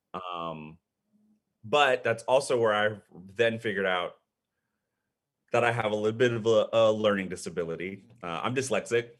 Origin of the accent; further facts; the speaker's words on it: Austin, Texas, United States; also born or lived in Panama City, Panama / Wichita Falls, Texas; I've pretty much, um, grown up in the Austin area